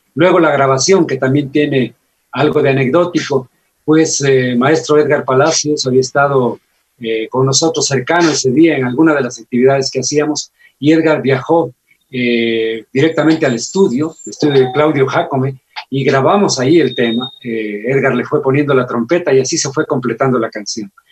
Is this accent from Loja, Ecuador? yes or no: yes; Loja, Ecuador; lo que los lojanos sentimos